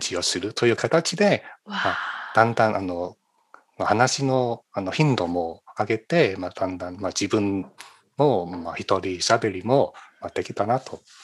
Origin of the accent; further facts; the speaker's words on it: China; Japanese is a second language; moved away as an adult; now in California, United States; 中国出身